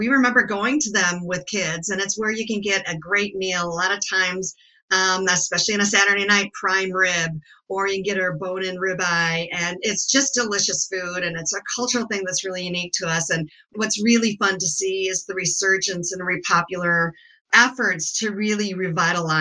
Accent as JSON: {"language": "English", "region": "Wisconsin", "country": "United States", "tie": "born or raised there", "said": "I grew up in Wisconsin"}